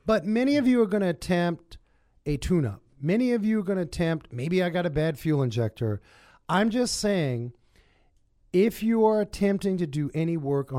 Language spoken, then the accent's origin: English; New York City, New York, United States; I grew up in Harlem